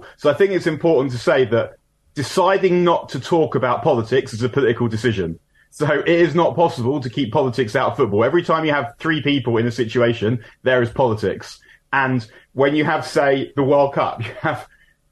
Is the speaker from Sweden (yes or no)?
no; London, United Kingdom; growing up in North London in the 80s and 90s